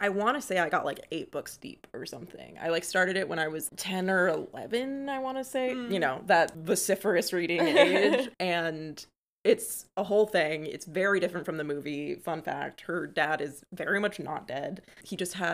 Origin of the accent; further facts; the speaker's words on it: Florida, United States; moved away as an adult; also born or lived in New England; I went to school in New England after growing up in Florida my entire life